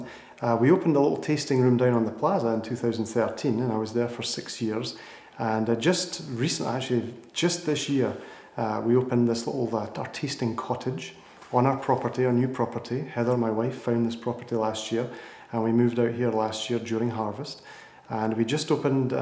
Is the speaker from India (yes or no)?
no; Scotland, United Kingdom; moved away as an adult; also born or lived in France; now in Sonoma, United States; A little bit further east and a little bit further north of Texas, actually, in Scotland